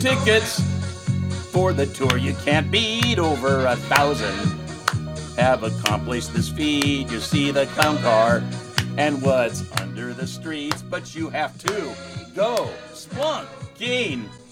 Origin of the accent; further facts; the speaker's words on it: Astoria, Oregon, United States; growing up in Astoria